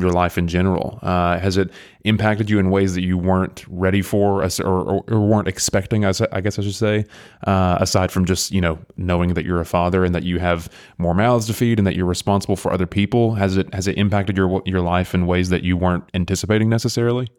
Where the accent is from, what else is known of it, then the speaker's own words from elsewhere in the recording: near Athens, Tennessee, United States; I live, I grew up right next to it. I mean, I'm a county away from it.